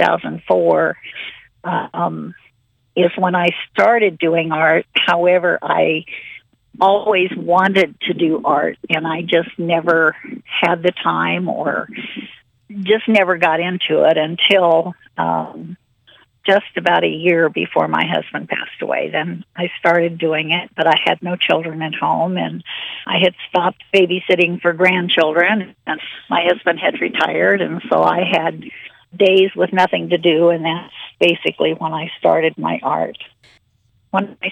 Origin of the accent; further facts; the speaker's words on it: Lincoln, Nebraska, United States; also born or lived in Wayne, Nebraska; I grew up in Lincoln. I was born and raised here, and they call me a native Lincolnite.